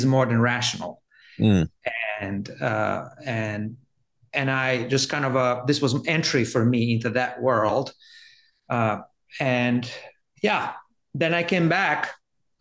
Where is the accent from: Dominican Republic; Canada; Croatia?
Croatia; Zagreb, City of Zagreb; moved away; I grew up in Zagreb, which is capital of Croatia.